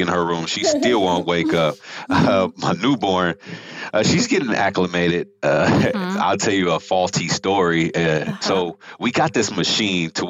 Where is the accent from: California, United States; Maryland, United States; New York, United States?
California, United States; Rialto; also born or lived in Houston, Texas / Utah; I grew up in California. So I lived in Southern California, about 45 minutes east of LA in a place called Rialto, California